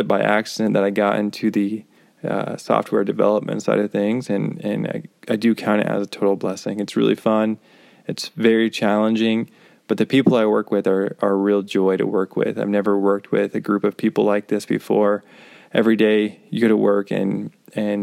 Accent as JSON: {"language": "English", "town": "Cañon City", "region": "Colorado", "country": "United States", "tie": "born or raised there", "moved": "as an adult", "lives_now": "Kansas City, United States", "said": "I grew up in Colorado, in a small little town in southern Colorado. You may have heard of it, Canyon City, Colorado"}